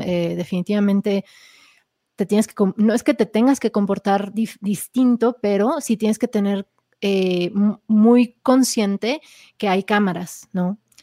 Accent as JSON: {"language": "Spanish", "region": "Mexico City", "country": "Mexico", "tie": "born or raised there", "also_born_or_lived": "California, United States", "said": "nací en, California, en Estados Unidos, pero crecí en la Ciudad de México."}